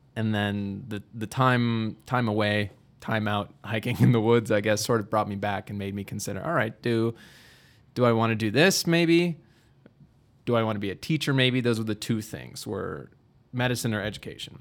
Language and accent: English; Milwaukee, Wisconsin, United States; moved away as an adult; now in Dubuque, United States; I'm from Milwaukee originally